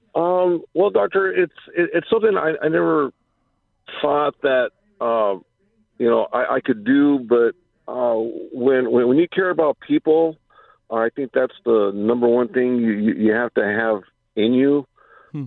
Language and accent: English; Whittier, California, United States; also born or lived in Los Angeles; we moved to Whittier and been uh, lived there, uh, been living there ever since